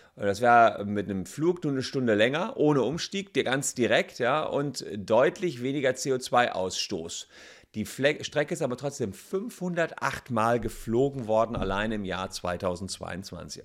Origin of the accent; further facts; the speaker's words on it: Cologne, North Rhine-Westphalia, Germany; als Kölner